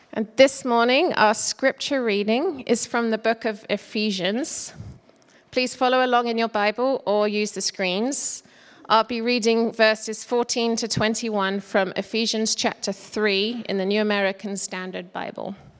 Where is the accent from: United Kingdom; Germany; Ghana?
United Kingdom; England; moved away as an adult; also born or lived in South Carolina / Toledo, Ohio / Michigan / Seattle; now in Woodinville, United States; I'm from England and I came to America in 1999 as a young manufacturing engineer